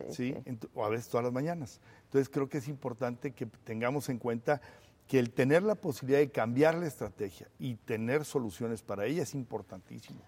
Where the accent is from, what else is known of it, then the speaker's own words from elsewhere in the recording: Torreón, Coahuila, Mexico; mi tierra que es Torreón, que es Coahuila y por supuesto que es México